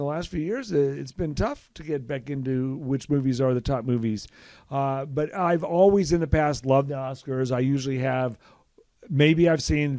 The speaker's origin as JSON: {"language": "English", "town": "Los Angeles", "region": "California", "country": "United States", "tie": "born or raised there", "moved": "yes", "lives_now": "Kansas City, United States", "said": "I grew up in Los Angeles."}